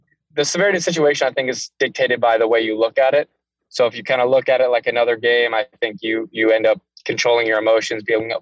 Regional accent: Florida, United States; moved away as an adult; now in Las Vegas, United States; growing up in Florida

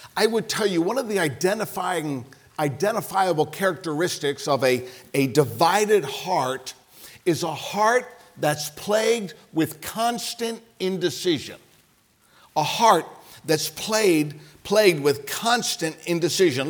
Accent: Ohio, United States; I'm from Ohio.

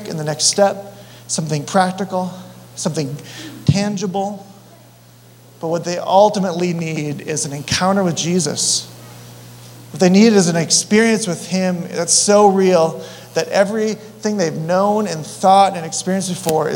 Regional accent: Colorado, United States; I'm from Colorado

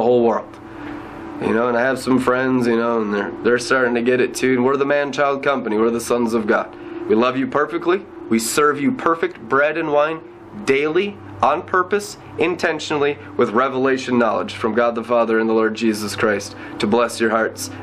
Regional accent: United States; I'm an American.

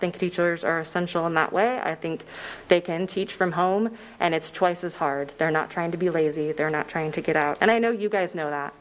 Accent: Shawnee Mission District, Kansas, United States; I grew up in the Shawnee Mission District

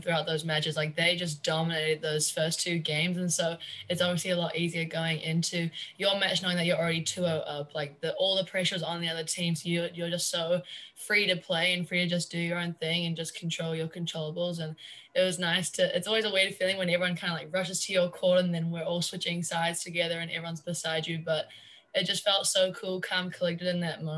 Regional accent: New Zealand; moved away as an adult; now in Jacksonville, United States; I'm a senior. I'm from New Zealand

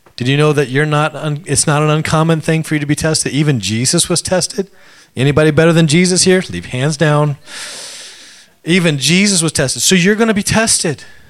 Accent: Alaska, United States; moved away; I grew up in Alaska

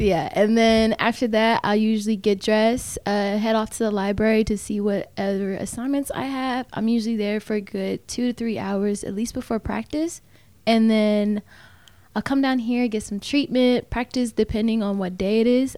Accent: Tampa, Florida, United States; moved away as an adult; now in Kentucky, United States; I'm from Tampa

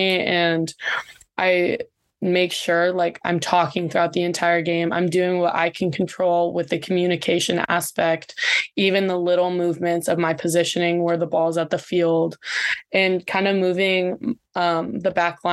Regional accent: Ventura, California, United States; now in San Diego, United States; I'm from Ventura, so I'm very close to home still here

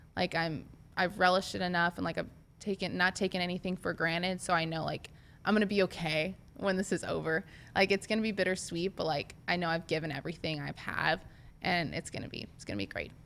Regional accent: Nebraska, United States; I'm from Nebraska and I played for Nebraska.

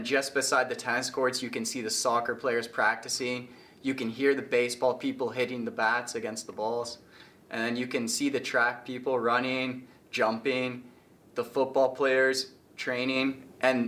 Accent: Toronto, Ontario, Canada; moved away as an adult; now in Illinois, United States; I'm from Toronto, Canada

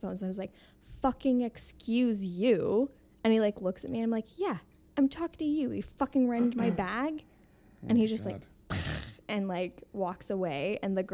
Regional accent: Utah, United States; also born or lived in Oregon; now in New York City, United States; I grew up in Utah. Well, I was born in Utah. I grew up in Oregon. My formative days were in Utah

